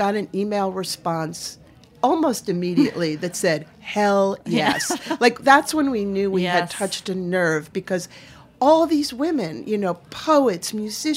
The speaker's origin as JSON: {"language": "English", "region": "Maine", "country": "United States", "said": "I'm from Maine"}